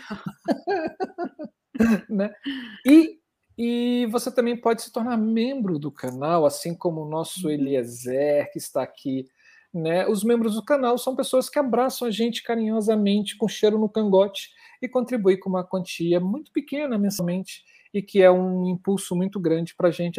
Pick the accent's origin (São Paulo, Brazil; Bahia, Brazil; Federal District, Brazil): Federal District, Brazil; Brasília; eu sou de Brasília